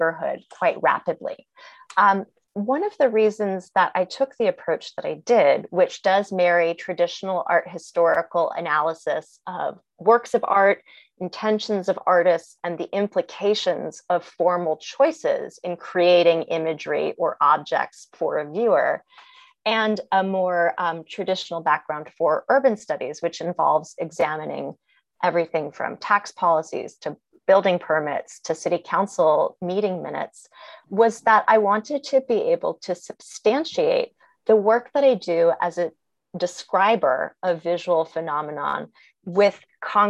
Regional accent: New York City, New York, United States; moved away as an adult; also born or lived in Ohio; I am from Brooklyn, New York.

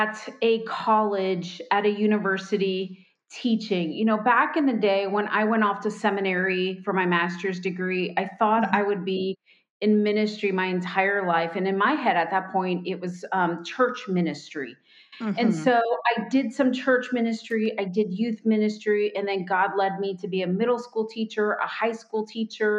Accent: Florida Keys, United States; moved away as an adult; also born or lived in Miami, Florida / Fort Worth, Texas / North Carolina; now in Indiana, United States; was born in Miami, grew up in the Florida Keys, spent most of my life there

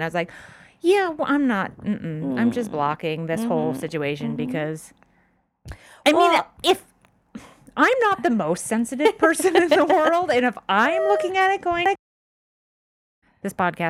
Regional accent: Orange County, California, United States; I'm from Orange County.

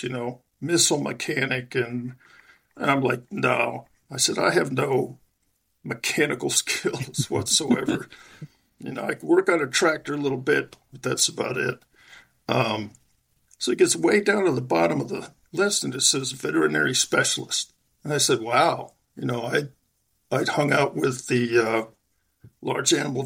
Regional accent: Long Island, New York, United States; I'm originally from Western New York, south of Buffalo, and I spent my first 4 or 5 years there and then moved to Long Island.

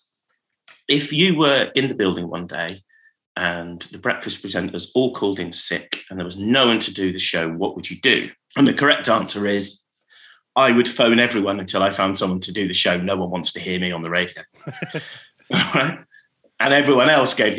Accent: Finchampstead, South East England, United Kingdom; growing up in Berkshire

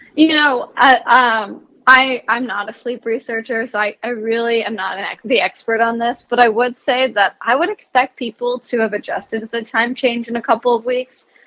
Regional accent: New Jersey, United States; I'm from New Jersey

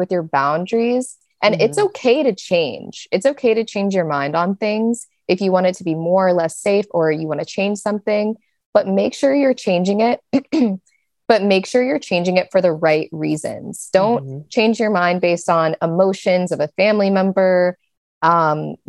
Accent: Kansas City, Missouri, United States; I'm from Kansas City

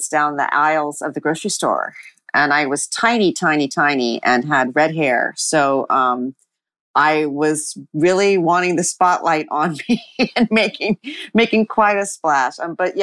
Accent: Denver, Colorado, United States; I grew up in Denver

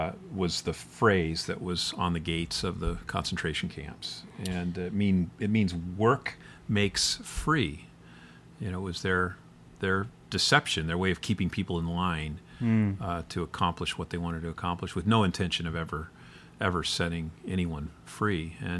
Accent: Midwest, United States; It's like you've seen my town. I came from the Midwest.

